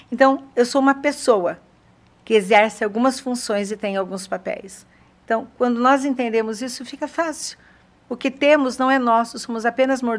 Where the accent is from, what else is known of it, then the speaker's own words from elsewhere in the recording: São Paulo, Brazil; now in Sorocaba, Brazil; Eu vim de São Paulo para Sorocaba com depressão pós-parto